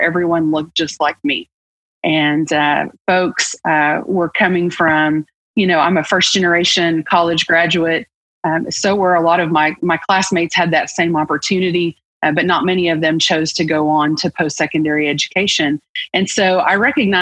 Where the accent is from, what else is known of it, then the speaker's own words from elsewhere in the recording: Arkoma, Oklahoma, United States; I grew up in Eastern Oklahoma, a small town, a rural town called Arkoma